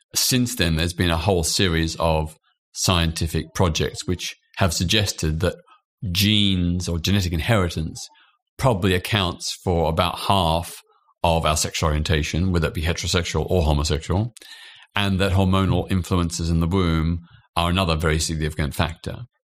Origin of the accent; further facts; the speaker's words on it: Australia; now in United Kingdom; I was born in Australia.